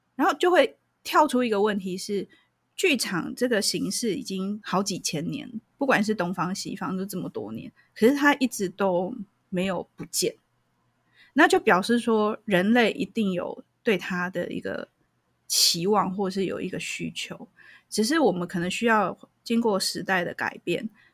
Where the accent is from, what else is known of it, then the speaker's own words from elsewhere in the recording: Taiwan; 我们台湾人虽然很热情、很好客，可是我，我觉得我们是算是恐惧沟通的